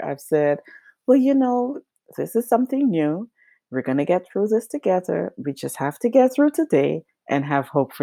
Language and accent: English; Georgetown, Demerara-Mahaica, Guyana; moved away as an adult; I was born in Guyana and I grew up there and did all of my schooling there, finished high school there, and started at the University of Guyana. And I grew up on the coast of Guyana